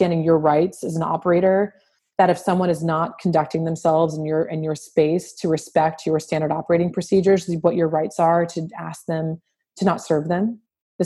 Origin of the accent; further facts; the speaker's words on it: New Orleans, Louisiana, United States; I'm from born and raised in New Orleans